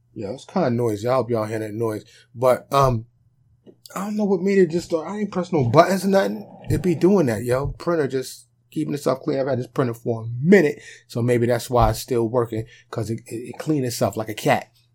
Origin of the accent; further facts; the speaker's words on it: New York City, New York, United States; also born or lived in Bronx, New York; now in Dallas, United States; I'm from New York. like I said, New York City. Okay? I just happen to have been born and raised there